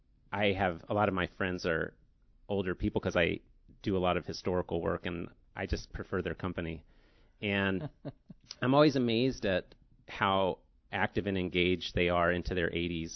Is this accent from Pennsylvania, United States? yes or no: yes; Pittsburgh, Pennsylvania, United States; I grew up in Squirrel Hill